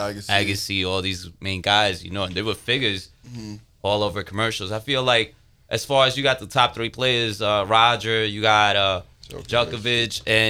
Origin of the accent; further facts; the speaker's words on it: New York City, New York, United States; I'm from Queens.